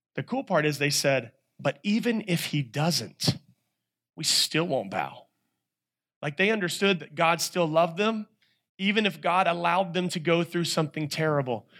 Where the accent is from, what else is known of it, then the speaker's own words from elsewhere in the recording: North Carolina, United States; I'm a guy from North Carolina